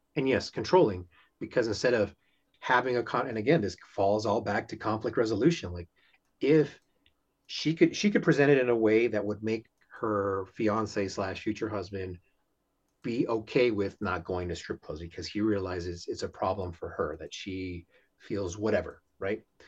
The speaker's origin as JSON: {"language": "English", "town": "Houston", "region": "Texas", "country": "United States", "said": "I'm from Houston"}